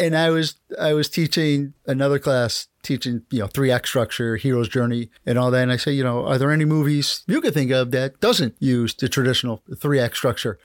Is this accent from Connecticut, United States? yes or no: yes; Connecticut, United States; moved away as an adult; also born or lived in New Jersey / Rhode Island; I grew up in New Jersey, born and grew up in Connecticut, college, Rhode Island, Marine Corps